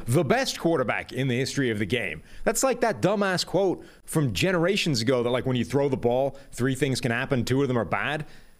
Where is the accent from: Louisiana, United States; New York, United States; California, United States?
California, United States; For me, it's you guys, since I'm from Southern California.